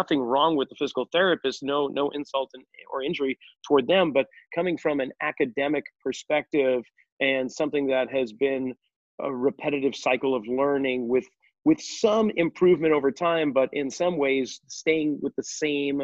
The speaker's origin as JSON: {"language": "English", "area": "outside of Boston", "region": "Massachusetts", "country": "United States", "tie": "born or raised there", "moved": "yes", "said": "Both of us being New Englanders growing up outside of Boston"}